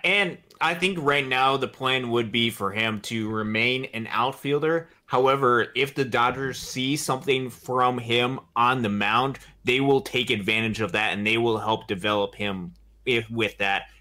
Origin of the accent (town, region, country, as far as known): Michigan, United States